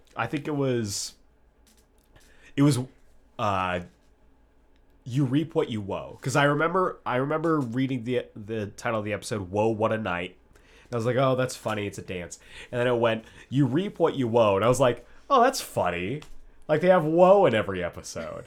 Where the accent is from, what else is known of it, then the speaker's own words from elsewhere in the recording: Tucson, Arizona, United States; we come from Tucson, Arizona